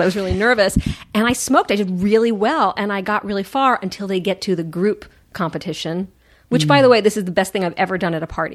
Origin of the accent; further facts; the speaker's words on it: Washington, District of Columbia, United States; moved away; I grew up in Washington D.C.